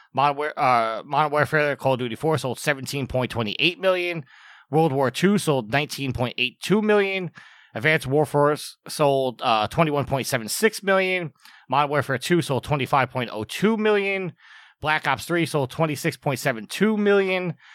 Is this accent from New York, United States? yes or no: yes; New York, United States; as a New Yorker, um, I was not in the city when it happened, but I got very homesick and came back to New York